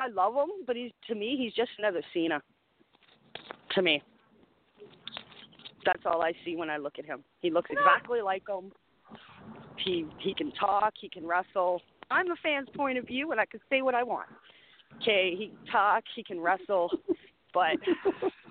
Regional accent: Canada; I'm Canadian

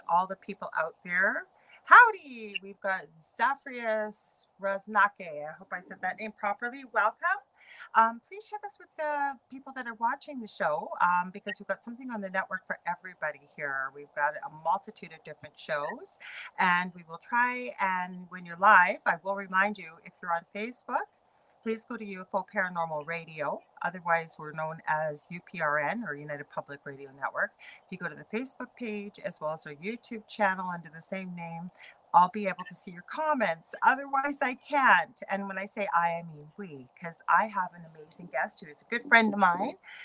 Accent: Canada; I'm a Canadian clairvoyant medium

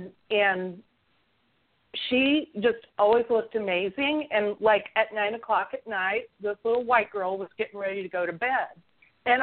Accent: central Illinois, United States; moved away; I grew up in a very small town in central Illinois. It was very homogenous, very small bubble. I had no friends of color. I had one Jewish girlfriend growing up.

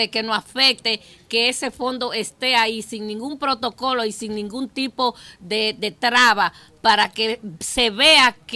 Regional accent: Dominican Republic; moved away; incluyéndome a mí porque soy dominicana

